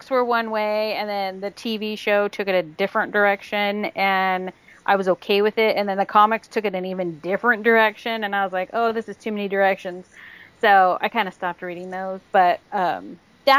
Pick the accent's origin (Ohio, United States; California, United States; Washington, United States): California, United States; I'm from California